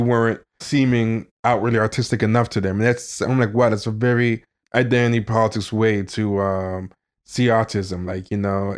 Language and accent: English; Long Island, New York, United States; I spent some time growing up in Long Island